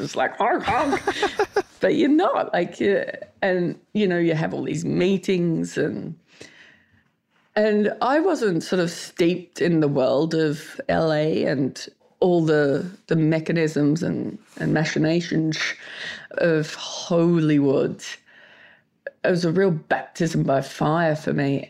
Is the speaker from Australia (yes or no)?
yes; Australia; I'm Australian.